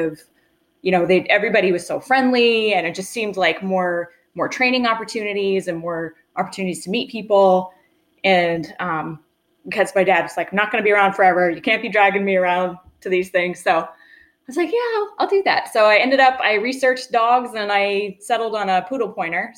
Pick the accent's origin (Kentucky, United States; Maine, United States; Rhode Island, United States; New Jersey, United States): Maine, United States; Vassalboro; moved away as an adult; also born or lived in Colorado; I'm from Vassaburo, Maine, so central Maine area. And I kind of grew up with bird dogs.